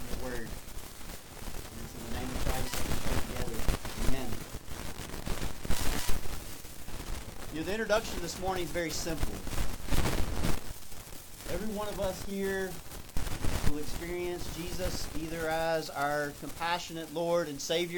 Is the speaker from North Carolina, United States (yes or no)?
yes; North Carolina, United States; moved away as an adult; now in South Florida, United States; my hometown there in North Carolina